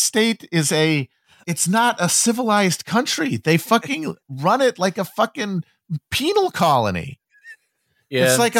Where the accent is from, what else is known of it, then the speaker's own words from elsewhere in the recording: Milwaukee, Wisconsin, United States; I'm from Milwaukee, Wisconsin, or around there.